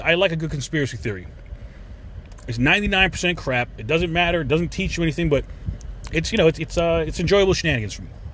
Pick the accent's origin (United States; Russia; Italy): United States; New York; moved away as an adult; now in Florida, United States; being a New Yorker